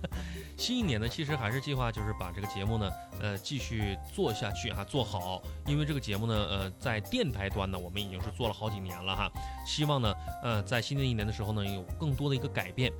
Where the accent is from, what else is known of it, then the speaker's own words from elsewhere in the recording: Suifenhe, Heilongjiang, China; now in Guangdong, China; 我的家乡哈，在绥芬河，呃，我家乡是黑龙江哈，就是嗯。我家乡一个城市绥芬河